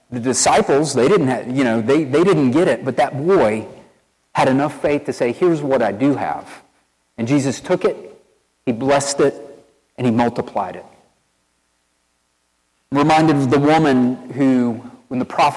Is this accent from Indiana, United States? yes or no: no; East Tennessee, United States; accent: country boy; now in Wilmore, United States; I'm from East Tennessee